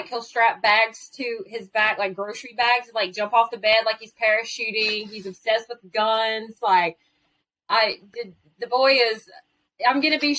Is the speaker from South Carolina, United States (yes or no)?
yes; South Carolina, United States; moved away as an adult; also born or lived in Fort Bragg, North Carolina; now in Augusta, Georgia, United States; I'm originally from South Carolina